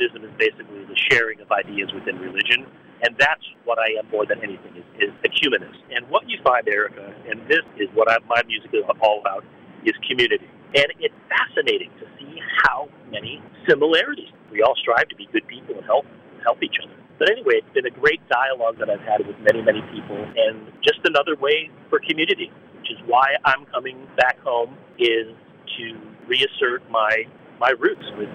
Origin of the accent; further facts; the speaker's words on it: Forest City, Pennsylvania, United States; moved away; in my hometown, in my tiny hometown